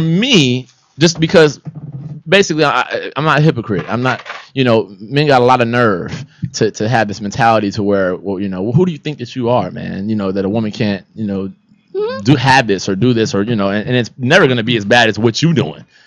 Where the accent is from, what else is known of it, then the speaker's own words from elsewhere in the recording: Los Angeles, California, United States; I'm from Los Angeles